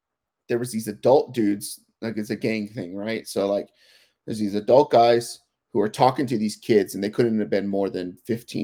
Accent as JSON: {"language": "English", "region": "California", "country": "United States", "tie": "born or raised there", "moved": "yes", "lives_now": "Colorado Springs, United States", "said": "that diversity piece that we grew up with in California"}